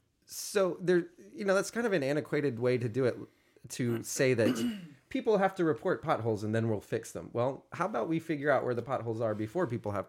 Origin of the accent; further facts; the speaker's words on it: Houston, Texas, United States; I grew up in Central Houston